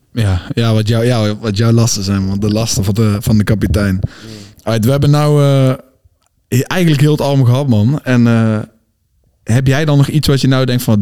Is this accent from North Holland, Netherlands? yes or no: no; North Brabant, Netherlands; Wij komen uit het zuiden, wij komen uit Brabant